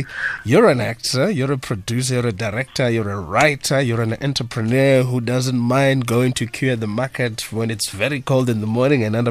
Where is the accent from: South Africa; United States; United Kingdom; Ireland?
South Africa; I'm a South African